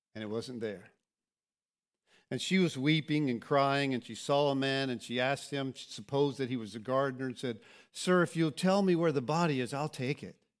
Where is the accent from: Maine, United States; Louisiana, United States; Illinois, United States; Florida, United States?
Florida, United States; also born or lived in Lakeland, Florida / Kansas City; I grew up here. This is my hometown.